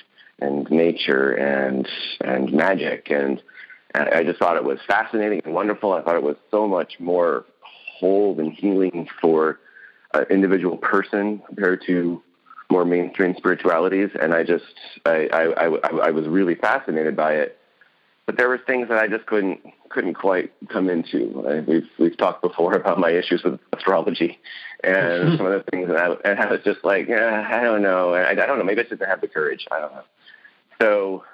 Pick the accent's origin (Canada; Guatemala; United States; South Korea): United States; West Coast; I'm from the West Coast